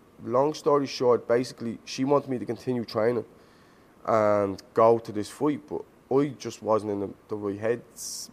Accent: Dublin, Leinster, Ireland; also born or lived in Dunshaughlin, Ireland; I moved school from Finglas to Dunshaughlin.

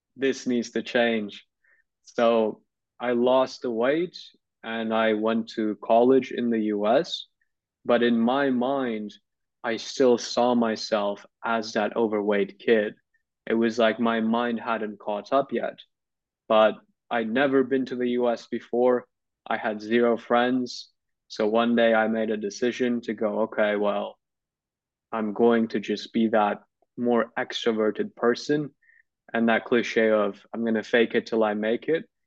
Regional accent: Turkey; when I was in high school, I grew up in Turkey.

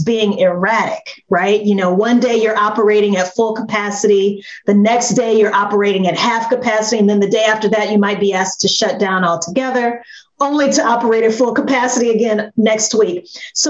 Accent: Louisiana, United States; also born or lived in New Orleans; I'm from Louisiana, by the way. So I was living in New Orleans

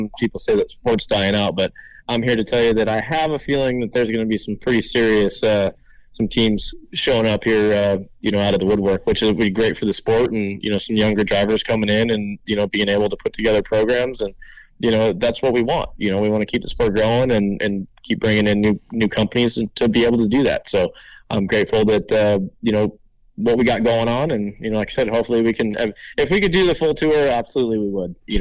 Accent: Southern California, United States; I'm from SoCal

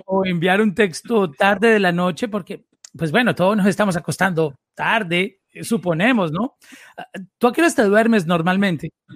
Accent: Medellín, Antioquia, Colombia; yo también vengo de, de esa misma área.

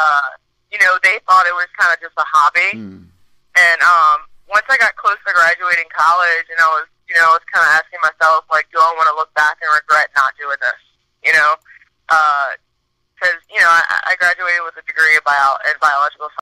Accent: New Orleans, Louisiana, United States; born or raised there

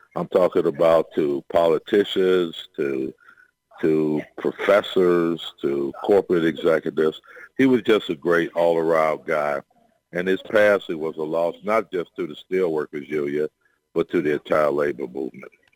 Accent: Chicago, Illinois, United States; I'm from Chicago

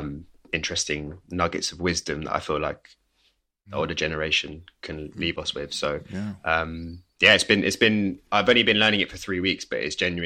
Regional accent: England, United Kingdom; Like I grew up on the River Thames. Like my family home was next to it.

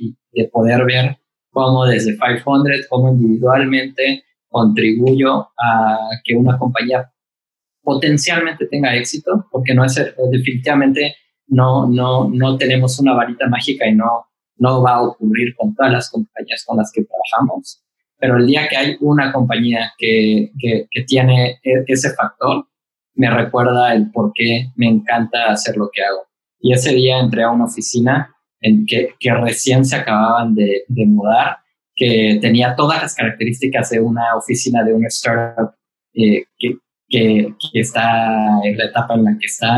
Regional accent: Mérida, Yucatán, Mexico; moved away as an adult; now in Mexico City, Mexico; yo nací aquí en Ciudad de México y cuando tenía tres años mi familia decidió que Ciudad de México no era para nosotros, así que nos mudamos a Mérida

